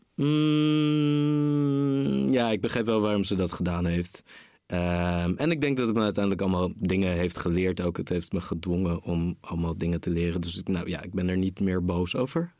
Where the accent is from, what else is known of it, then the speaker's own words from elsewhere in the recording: Rotterdam, South Holland, Netherlands; also born or lived in Groningen / Marseille; ik ben in Rotterdam geboren